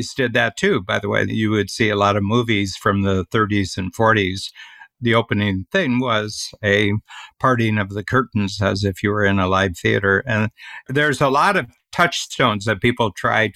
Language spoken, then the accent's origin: English; Northern Ohio, United States; We're both from Northern Ohio, you from a industrial city and me from a farm